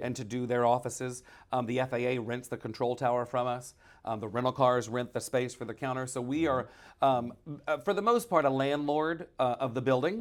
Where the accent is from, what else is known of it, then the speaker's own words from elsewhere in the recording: Shreveport, Louisiana, United States; I'm from here in Shreveport.